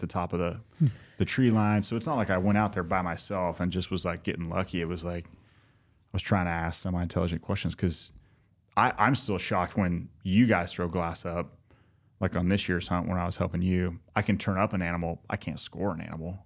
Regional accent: Southern California, United States; moved away; we didn't know each other growing up, but we grew up in Southern California

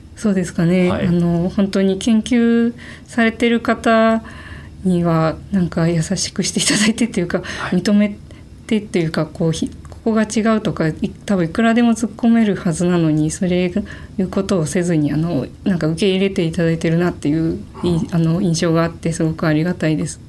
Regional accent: Gunma, Japan; 群馬県で全然あの田舎の方の出身です

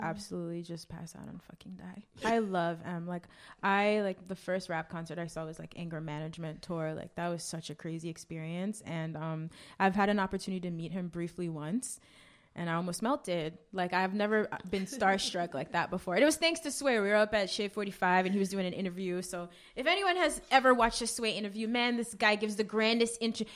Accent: New York, United States; also born or lived in Grenada; I grew up in Flatbush. I went to high school in Brooklyn. I am very much a Brooklyn girl.

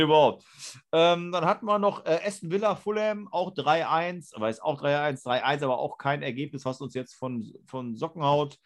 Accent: Germany; als Deutsche

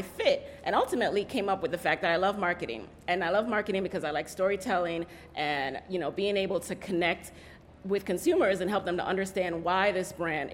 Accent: New York City, New York, United States; also born or lived in Jamaica; I actually grew up in the Bronx, so I'm a native New Yorker as well, and I'm originally from Jamaica

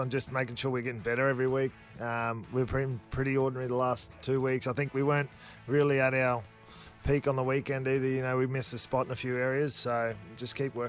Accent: Charleville, Queensland, Australia; moved away; also born or lived in Ipswich; I'm from Charleville.

